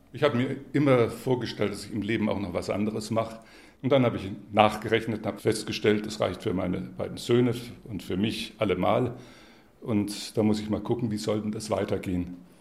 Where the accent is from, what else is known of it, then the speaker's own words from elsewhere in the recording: Würzburg, Bavaria, Germany; als Würzburger